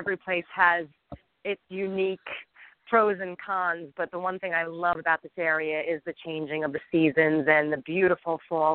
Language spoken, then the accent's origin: English; Rockland County, New York, United States; I grew up in Rockland County, New York, which is a suburb of New York City